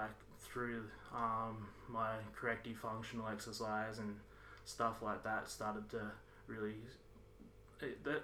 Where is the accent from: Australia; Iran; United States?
Australia; Avoca Beach, New South Wales; moved away as an adult; also born or lived in Snowy Mountains, New South Wales / Sydney; now in Melbourne, Australia; our family got moved to Avoca Beach on the New South Wales Central Coast. So grew up both in the mountains and around the surf